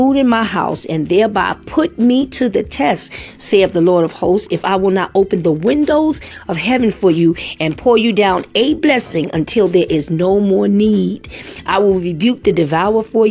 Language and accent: English; New York City, New York, United States; I grew up in the Bronx